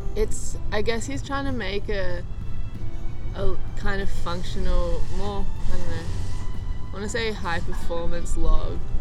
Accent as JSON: {"language": "English", "town": "Byron Bay", "region": "New South Wales", "country": "Australia", "tie": "born or raised there", "also_born_or_lived": "Manly, Australia", "said": "me and my family moved up. We live actually in the hinterland"}